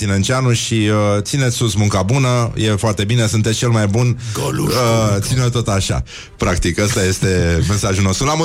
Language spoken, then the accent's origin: Romanian; Zalău, Sălaj County, Romania; sunt din Zalău, sunt din Zalău